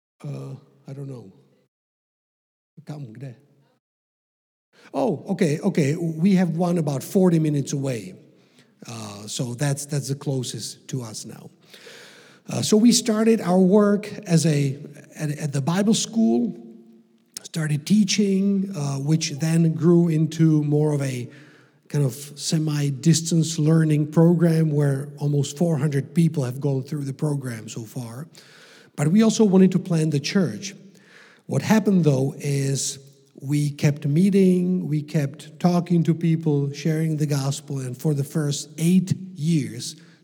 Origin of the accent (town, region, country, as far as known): Czechia; also born or lived in North Carolina, United States